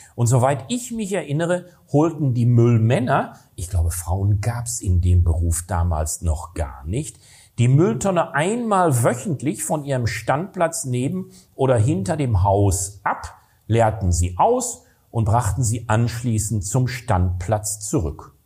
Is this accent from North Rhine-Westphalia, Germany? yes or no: yes; Recklinghausen, North Rhine-Westphalia, Germany; Recklinghausen, wo ich herkomme